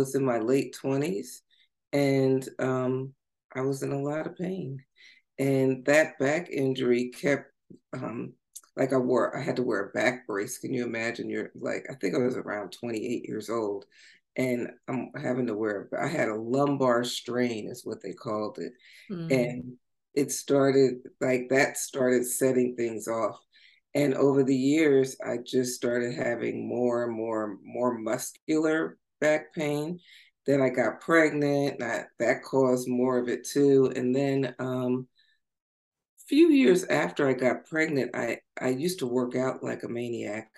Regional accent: Long Branch, New Jersey, United States; I'm originally from New Jersey, a small town called Long Branch, New Jersey. It's on the shore. So I grew up like barefoot going to the beach

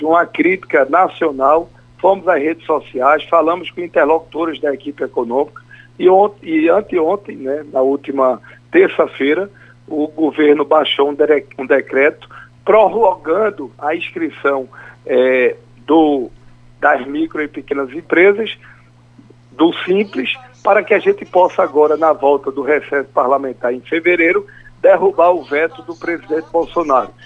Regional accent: Pernambuco, Brazil; como pernambucano

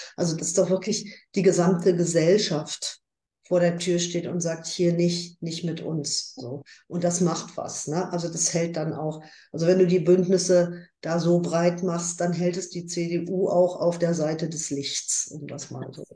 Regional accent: Ruhr area, North Rhine-Westphalia, Germany; bei uns im Ruhrgebiet

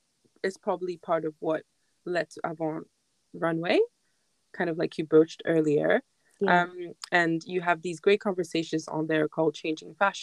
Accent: Ghana; moved away; as a Ghanaian going back home

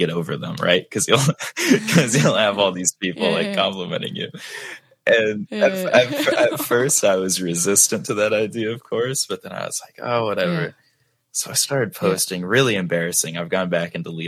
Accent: Dallas, Texas, United States; I am from Dallas, Texas in the United States, which I've lived here my entire life

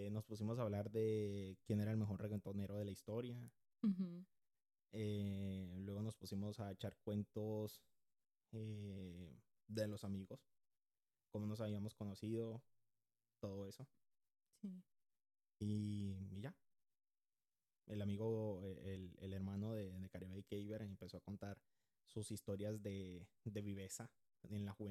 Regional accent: Honduras; Yo soy de Honduras. No hablo como hondureño, no me pregunten por qué, ni yo sé.

